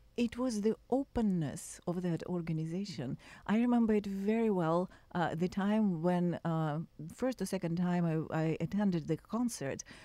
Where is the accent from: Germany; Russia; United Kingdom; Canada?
Russia; moved away; I was born and raised in Russia